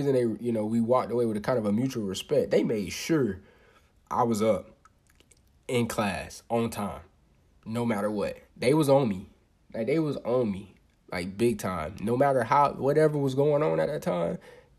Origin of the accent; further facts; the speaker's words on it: United States; born there; I was born in Polk County and then ended up moving. Me and mom's ended up moving and everything like that.